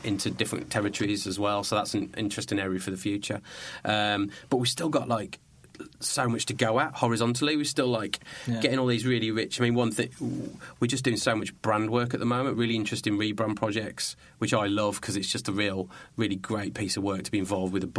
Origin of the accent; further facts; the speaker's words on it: Birmingham, West Midlands, United Kingdom; I come from Birmingham. I come from Birmingham.